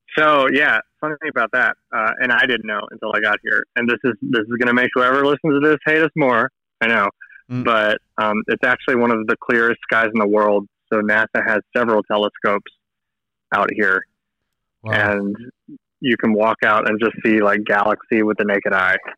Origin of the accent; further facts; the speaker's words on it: United States; moved away as an adult; also born or lived in Seattle, Washington; now in Chile; my family back in the states